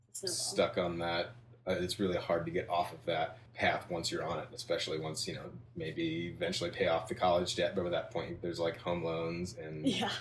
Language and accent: English; Midwest, United States; I grew up in the Midwest. I went to like a prep high school with a lot of smart kids